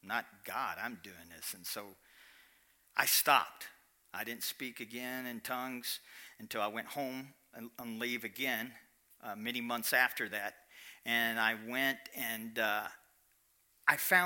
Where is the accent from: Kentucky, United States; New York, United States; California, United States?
Kentucky, United States; I'm from Kentucky